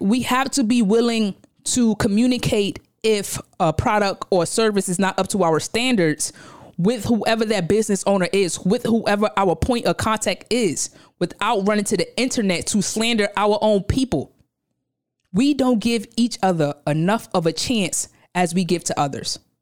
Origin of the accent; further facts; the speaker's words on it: New York City, New York, United States; I come from Brownsville, Brooklyn. I'm from Brooklyn. When you go downstairs from the crib, there's a slew of stores lined up down the block.